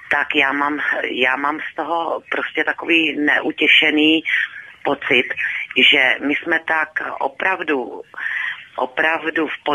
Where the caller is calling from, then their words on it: Kyjov, South Moravian Region, Czechia; Dobrý večer, tady …, já jsem z Kijová, z Jižní Moravy.